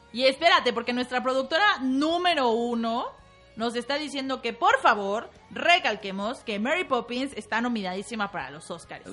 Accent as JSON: {"language": "Spanish", "country": "Mexico", "said": "como mexicanos"}